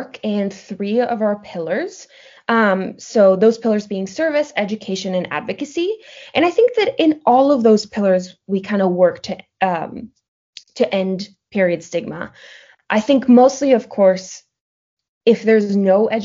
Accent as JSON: {"language": "English", "town": "Madrid", "region": "Community of Madrid", "country": "Spain", "also_born_or_lived": "Portland, Oregon", "said": "I am originally from Madrid, Spain."}